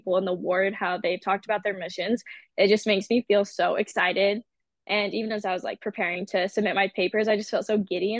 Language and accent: English; Washington, United States; also born or lived in Kentucky; when I turned 8, so I moved from Kentucky to Washington, like right before I turned 8